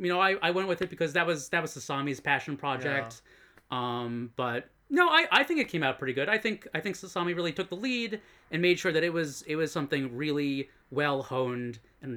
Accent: Ronkonkoma, New York, United States; moved away as an adult; now in Japan; Well, I moved to Japan in my early 20s, but before that, I grew up in Long Island, Ronkonkoma.

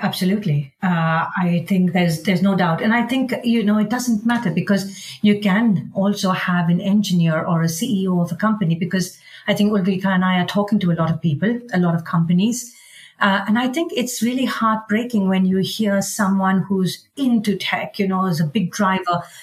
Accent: India; now in Sweden; I'm Indian and I love India

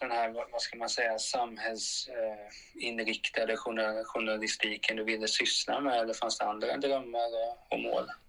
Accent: Hultsfred, Kalmar County, Sweden; Jag är ju från Hultsfred

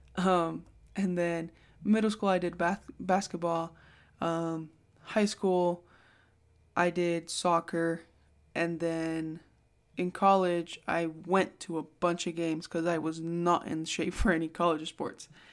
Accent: Bay Area, California, United States; moved away; I'm from the Bay Area

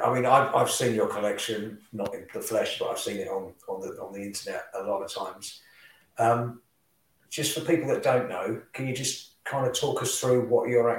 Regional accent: Singapore; born there; You're actually more English than I am, because I was actually born in Singapore.

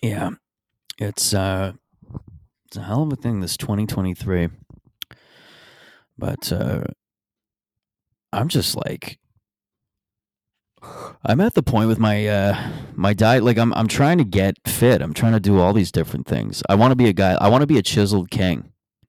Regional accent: Mississauga, Ontario, Canada; moved away; When I go back to Mississauga next, I'm thinking of just walking into my hometown bar

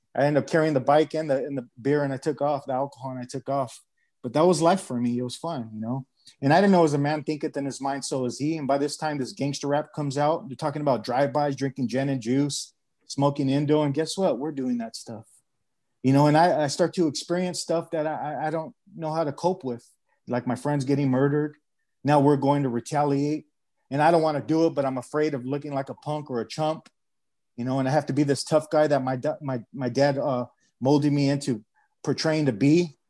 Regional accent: Los Angeles, California, United States; now in Arizona, United States; I grew up in San Pedro

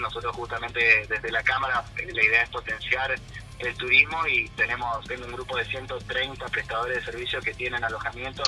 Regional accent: Córdoba, Argentina; now in Paso de la Patria, Argentina; yo soy de Córdoba y me vine a vivir acá

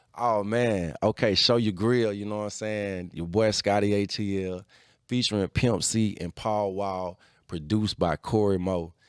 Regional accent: Atlanta, Georgia, United States; I'm from Atlanta.

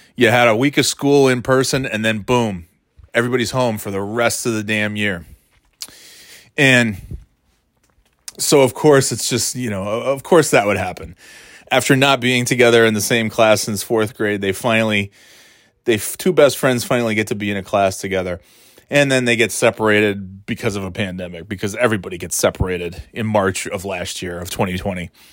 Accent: New York, United States; moved away as an adult; also born or lived in Florida / North Carolina; now in Boston area, United States; Thirty years in New York, born and raised in New York, I'm a New Yorker

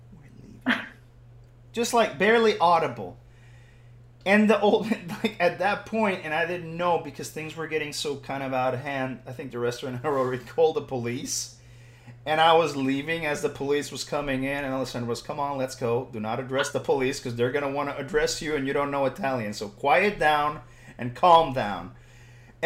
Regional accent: Puerto Rico; I'm Puerto Rican

